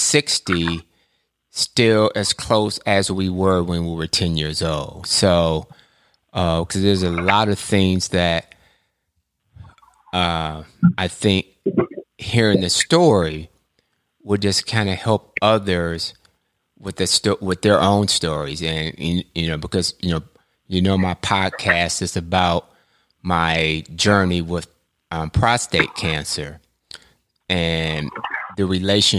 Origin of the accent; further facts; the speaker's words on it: Ann Arbor, Michigan, United States; we grew up together in Ann Arbor, Michigan.